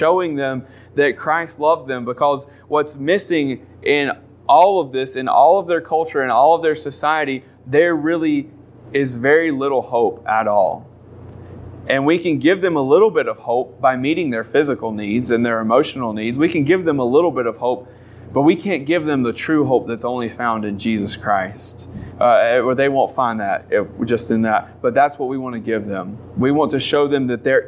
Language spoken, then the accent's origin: English; North Carolina, United States; moved away as an adult; now in South Africa; We're from North Carolina